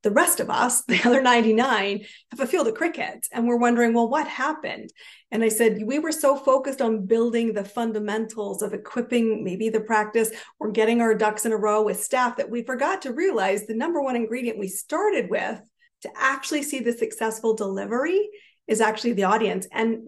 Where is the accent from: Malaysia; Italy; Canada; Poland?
Canada; I am a Canadian, and I actually have an interesting story because I've lived in 5 countries, 30 cities, some more than once.